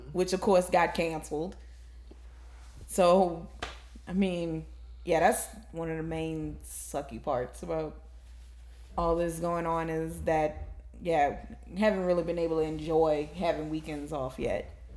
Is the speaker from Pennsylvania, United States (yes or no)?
no; New Orleans, Louisiana, United States; I'm actually born and raised in New Orleans